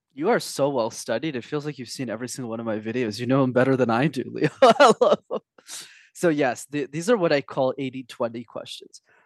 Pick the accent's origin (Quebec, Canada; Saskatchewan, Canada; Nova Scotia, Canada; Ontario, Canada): Quebec, Canada; Montreal; first language English; from the ages of five to sixteen, I actu-, I studied in French because when you're in Montreal, you need to know how to speak the language